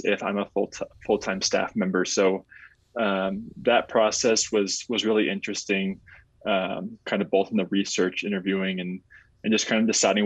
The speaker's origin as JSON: {"language": "English", "town": "Sacramento", "region": "California", "country": "United States", "tie": "born or raised there", "also_born_or_lived": "Fort Collins, Colorado", "moved": "as an adult", "lives_now": "Flagstaff, United States", "said": "Originally, I'm from Sacramento, California. So I grew up there"}